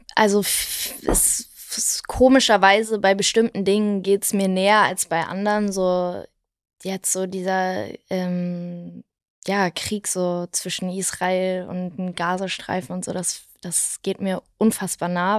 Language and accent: German; Wedel, Schleswig-Holstein, Germany; now in Berlin, Germany; in meiner Heimatstadt in Wedel